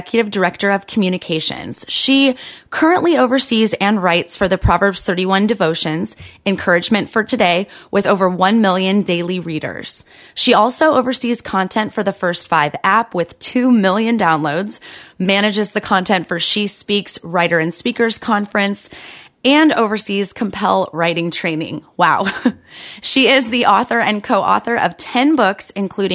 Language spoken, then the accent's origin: English; California, United States; I grew up in California.